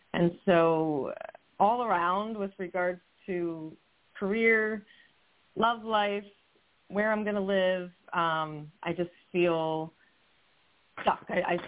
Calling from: Chalfont, Pennsylvania, United States; I'm calling from Chalfont, Pennsylvania.

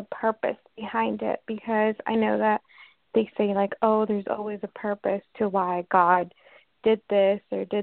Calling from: Washington, United States; I'm calling from Washington State.

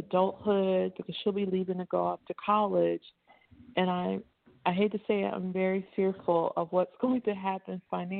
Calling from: Lakeland, United States; I'm calling from the Lakeland area

